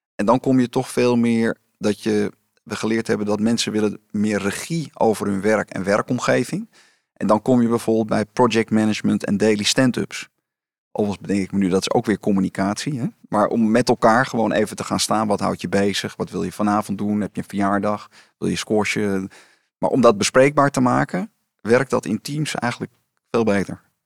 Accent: Amsterdam, North Holland, Netherlands; ik was geboren en getogen in Amsterdam.

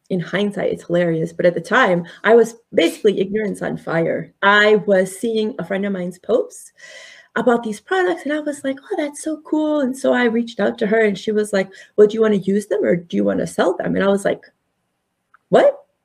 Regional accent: Connecticut, United States; also born or lived in India; So I was born in India. Mm-hmm. We moved here to Connecticut in 1979

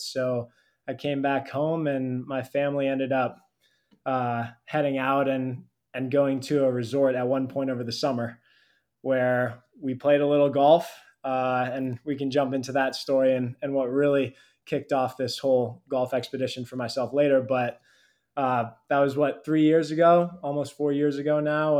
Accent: California, United States; I grew up in California

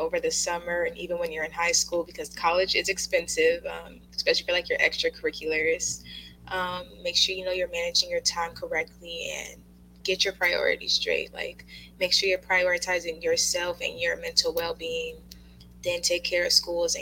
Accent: Bay Area, California, United States; I'm from the Bay Area in California

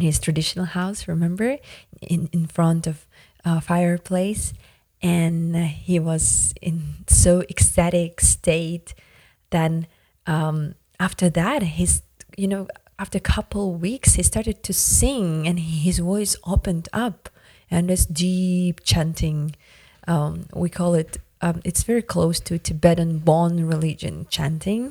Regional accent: Yakutia, Sakha Republic, Russia; first language Yakut; English is a second language; It's our traditional greeting of, um, Yakutian people in Arctic Siberia

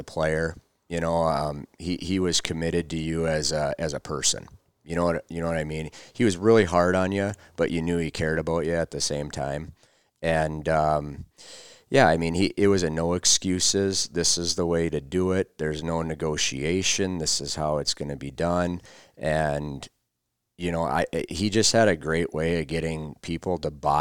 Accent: Minnesota, United States; born or raised there

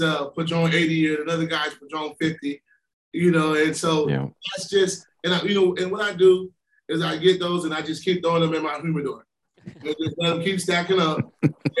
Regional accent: Florida, United States; I'm being from Florida

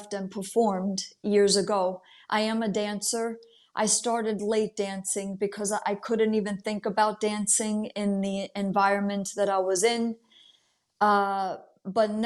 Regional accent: United States; also born or lived in Italy; I'm an Italian American. I was born here, but my parents were born and raised in Italy

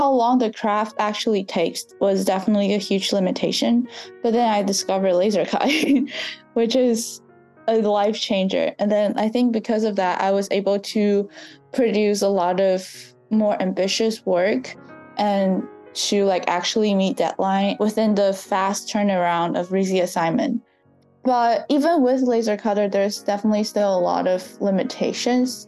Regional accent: southern China, China; moved away; I was born and raised in southern China. My hometown was in like southern coastal China

